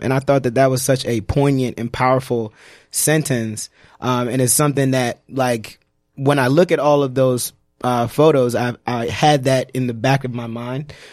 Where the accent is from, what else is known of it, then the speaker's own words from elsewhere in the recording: New York City, New York, United States; growing up in Brooklyn